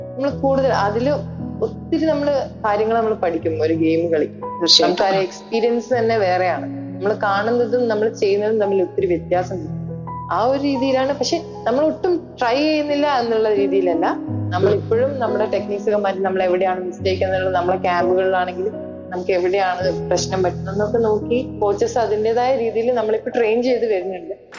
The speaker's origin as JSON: {"language": "Malayalam", "town": "Vadakara", "region": "Kerala", "country": "India", "tie": "born or raised there", "said": "ഞാൻ നാട്ടില് കോഴിക്കോട് വടകര എന്ന് പറഞ്ഞ സ്ഥലത്താണ് മേമുണ്ട വീട്"}